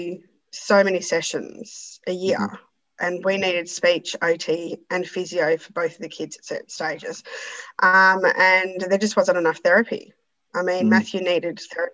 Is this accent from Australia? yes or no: yes; Perth, Western Australia, Australia; I'm from Perth